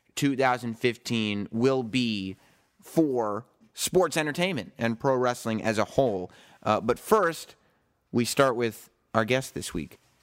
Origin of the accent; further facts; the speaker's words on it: suburbs of New York, United States; growing up in the suburbs of New York when your dad worked in advertising